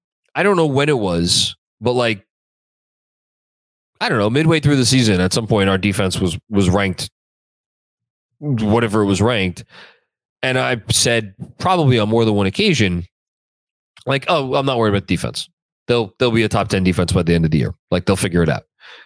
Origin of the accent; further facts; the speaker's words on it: Wisconsin, United States; born there; now in Queens, United States; I was born in Wisconsin and now a Queens gal.